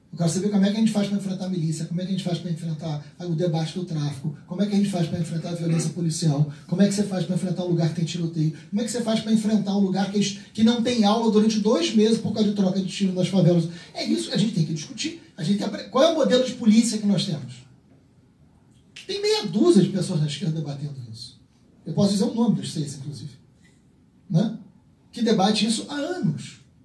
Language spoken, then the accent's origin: Portuguese; Rio de Janeiro, Brazil; eu peço a liberdade de responder como carioca